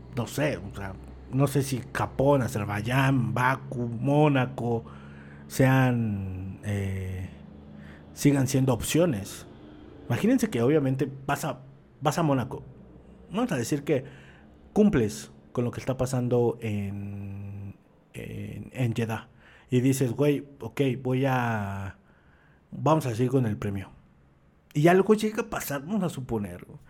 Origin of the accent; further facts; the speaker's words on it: Mexico; uno como mexicano